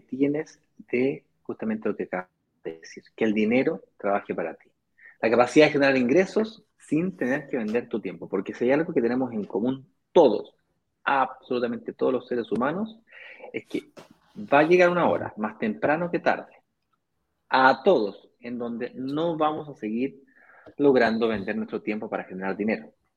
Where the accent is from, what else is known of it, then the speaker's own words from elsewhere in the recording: Chile; Soy chileno